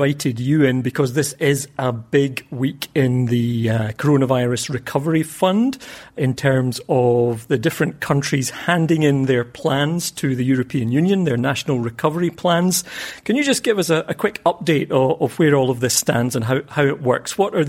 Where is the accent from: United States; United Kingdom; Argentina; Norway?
United Kingdom; Scotland; we'll take a virtual tour of my hometown to explore the huge shift in Scottish politics that's taken place in recent years.